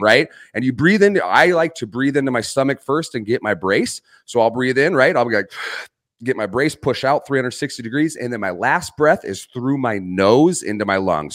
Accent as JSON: {"language": "English", "region": "Arizona", "country": "United States", "tie": "born or raised there", "said": "I grew up in Arizona."}